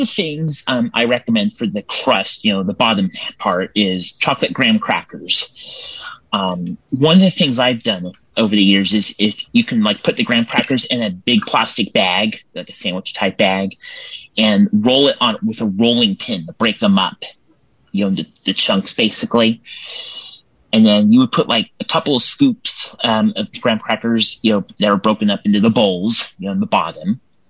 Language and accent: English; Templeton, California, United States; I am from Templeton, California.